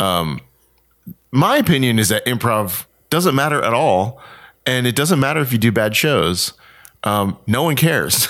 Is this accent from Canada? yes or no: no; Houston, Texas, United States; moved away as an adult; also born or lived in Columbus, Mississippi / Raleigh, North Carolina / Winston-Salem, North Carolina / New York City; now in Los Angeles, United States; I grew up in Houston, Texas